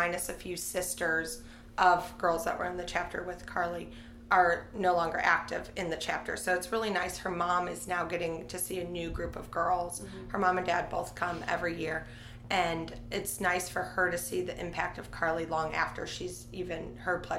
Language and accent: English; Shorewood, Illinois, United States; now in Oxford, United States; I'm originally from Shorewood, Illinois, but I have lived in Oxford since 2004